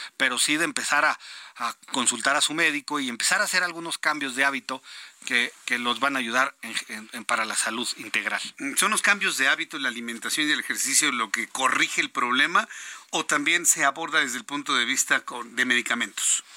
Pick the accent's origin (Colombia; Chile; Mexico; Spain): Mexico; somos malos los mexicanos